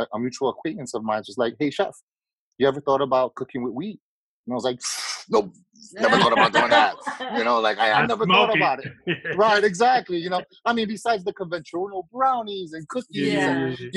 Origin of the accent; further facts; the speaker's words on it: New York City, New York, United States; I was born and raised in Queens